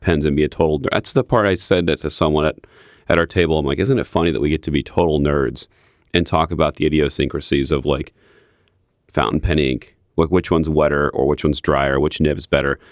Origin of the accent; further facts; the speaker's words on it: Midwest, United States; I'm from the Midwest